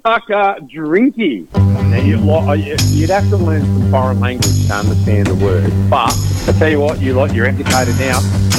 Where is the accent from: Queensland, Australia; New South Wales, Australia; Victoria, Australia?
Victoria, Australia; now in Western Australia, Australia; Just because sometimes I think I'm from Victoria, you know, in a once upon a time, and now I don't want to be from Victoria